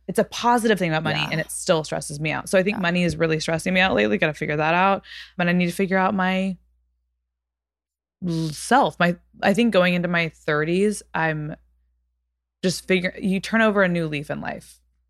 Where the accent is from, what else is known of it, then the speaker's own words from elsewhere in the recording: Texas, United States; No one ever knows I'm from Texas until I start being like, it's kind of like